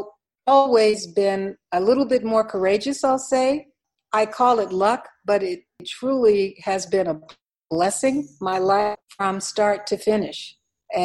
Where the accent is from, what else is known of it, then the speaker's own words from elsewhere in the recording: West Virginia, United States; born in the state of West Virginia. 3% of the people look like me. So there's a regional box that is associated with my home state